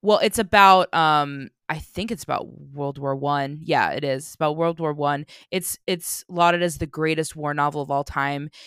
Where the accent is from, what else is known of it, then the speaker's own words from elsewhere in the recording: United States; I'm obnoxiously American